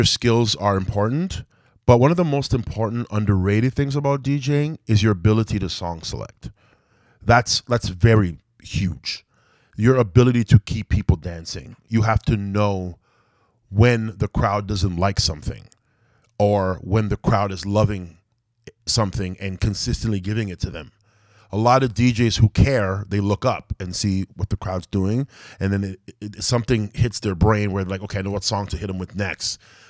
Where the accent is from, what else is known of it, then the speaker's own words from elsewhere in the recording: Malton, Ontario, Canada; I guess it's like part of Mississauga now, but yeah, I'm from Malton, Ontario, man.